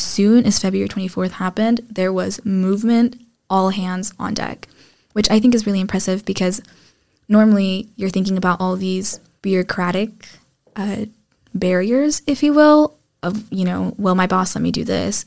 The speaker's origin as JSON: {"language": "English", "town": "Dallas", "region": "Texas", "country": "United States", "tie": "born or raised there", "moved": "as an adult", "lives_now": "Poland", "said": "growing up in Texas"}